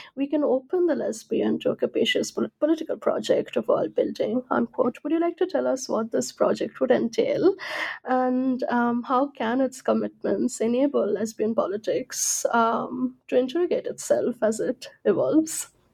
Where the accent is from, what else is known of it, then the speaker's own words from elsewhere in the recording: India; I'm from India